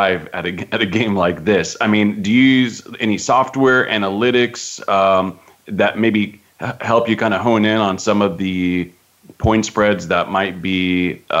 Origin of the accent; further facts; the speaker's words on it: Fresno, California, United States; That's my hometown school, Fresno State. I'm from the Valley